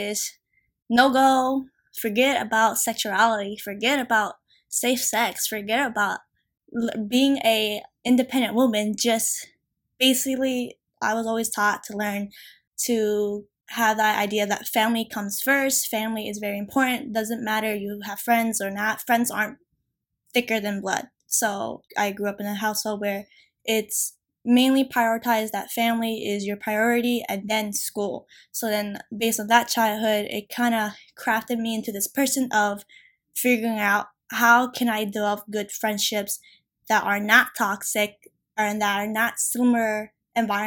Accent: Philadelphia, Pennsylvania, United States; I am from Philadelphia as well.

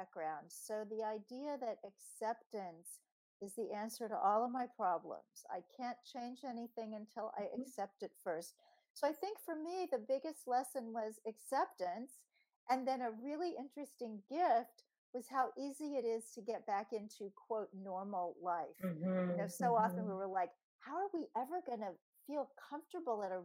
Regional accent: Kansas City, Missouri, United States; moved away; back in 1995 in my hometown of Kansas City, where we were both living

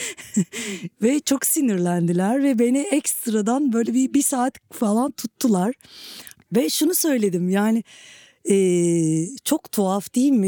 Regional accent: Turkey; Politik çalkantıların çok yoğun olduğu bir coğrafyada e, doğup büyüdüm ve e, benim gibi bir, e, Türkiye topraklarında e, savaşın çok yoğun olduğu bir yerde

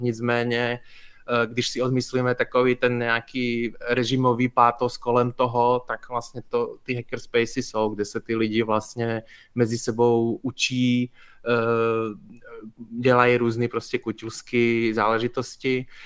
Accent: Košice, Košice Region, Slovakia; moved away as an adult; now in Prague, Czech Republic; Já jsem se narodil na Slovensku v Košicích, ale v 18 letech jsem vlastně zvednul kotvy podobně jako spoustu eh, lidí ze Slovenska v té době a šel jsem studovat do Prahy

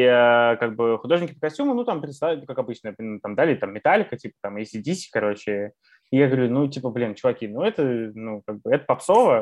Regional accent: Kaliningrad, Kaliningrad Oblast, Russia; moved away; also born or lived in Canada; я вырос в Калининграде

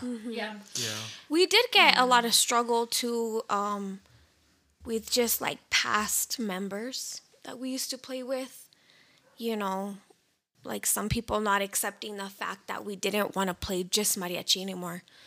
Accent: New Mexico, United States; We're all born and raised in New Mexico

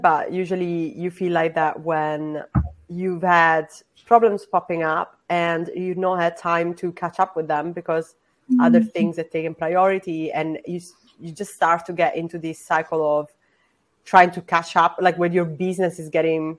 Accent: Sicily, Italy; I'm also non-binary and I'm from Sicily.

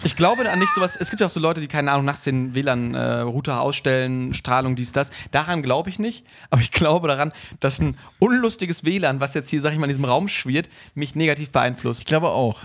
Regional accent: Emsdetten, North Rhine-Westphalia, Germany; moved away; meine Heimat, ähm, Emstetten

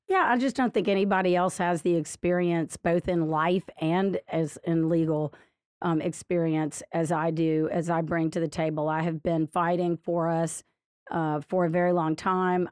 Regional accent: Lafayette, Louisiana, United States; now in Baton Rouge, United States; I grew up in Lafayette and lived most of my life there

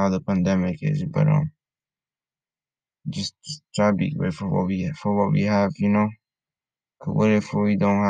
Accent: Honduras; moved away; I'm from Honduras, and over there, there's people who live in the streets

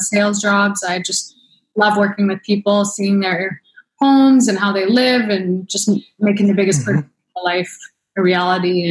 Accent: Saskatchewan, Canada; moved away as an adult; also born or lived in Toronto / Alberta; now in Vancouver, Canada; I was born and raised in Saskatchewan

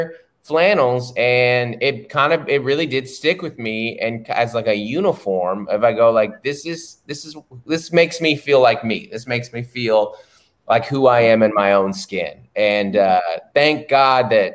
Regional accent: Seattle, Washington, United States; I'm from Seattle

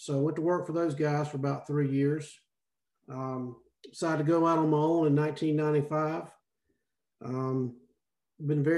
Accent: Salisbury, North Carolina, United States; moved away as an adult; now in Oxford, United States; I'm originally from Salisbury, North Carolina

